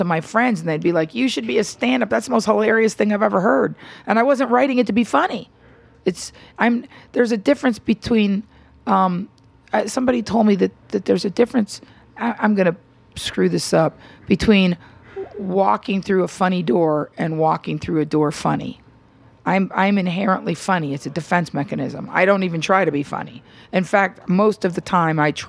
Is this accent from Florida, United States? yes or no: yes; Miami, Florida, United States; now in Los Angeles, United States; growing up in Miami